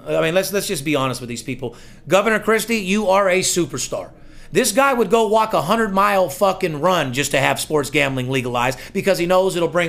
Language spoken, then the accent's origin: English; Las Vegas, Nevada, United States; You got to love my city. Listen. Yep. Born and raised in Las Vegas.